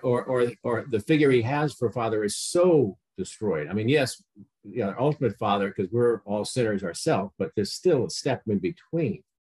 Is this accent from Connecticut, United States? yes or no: yes; Connecticut, United States; I grew up in Connecticut